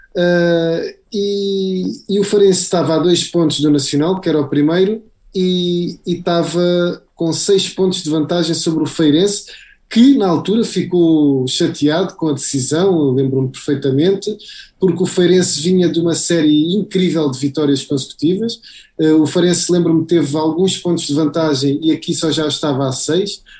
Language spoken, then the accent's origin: Portuguese; Faro, Algarve, Portugal; somos cá da terra, somos de Faro